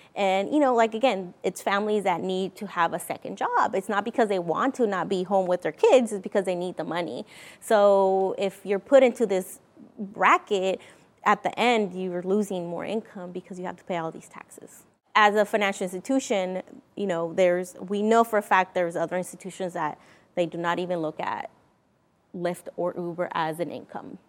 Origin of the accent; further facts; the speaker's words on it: Mexico; now in Vancouver, United States; I'm originally from Mexico. Uh, we came here to Vancouver, Washington in nineteen ninety-seven.